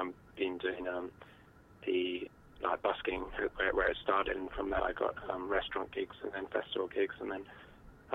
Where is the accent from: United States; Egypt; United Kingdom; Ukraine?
United Kingdom; Cambridge, East of England; moved away as an adult; now in Launceston, Australia; I'm from Cambridge in the UK originally, and I've been living in Tasmania and Launceston for 4 years